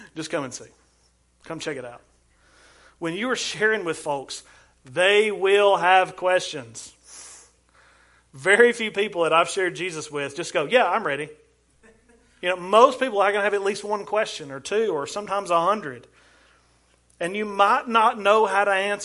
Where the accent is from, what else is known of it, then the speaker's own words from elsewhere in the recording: Ardmore, Alabama, United States; I'm from Ardmore